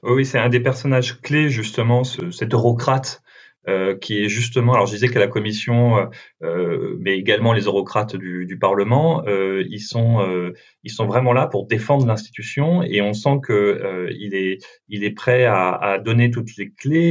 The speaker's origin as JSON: {"language": "French", "country": "France", "said": "en tant que Français"}